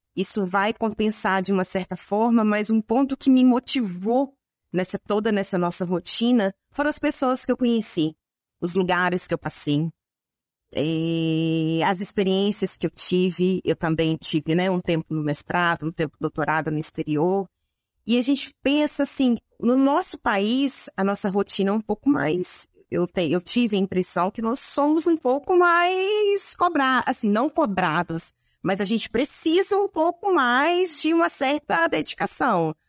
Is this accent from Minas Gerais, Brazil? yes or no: yes; a town in the interior of Minas Gerais, Brazil; eu sou de uma cidade do interior de Minas Gerais, era pertinho de Viçosa